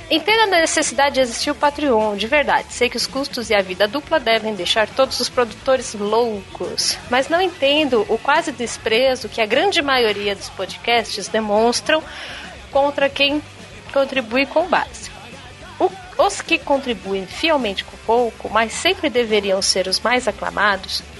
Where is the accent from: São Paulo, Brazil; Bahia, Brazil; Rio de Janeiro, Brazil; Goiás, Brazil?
São Paulo, Brazil; eu sou de São Paulo.